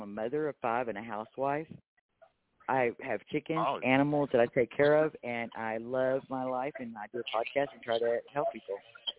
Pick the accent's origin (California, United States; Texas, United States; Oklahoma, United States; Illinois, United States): Texas, United States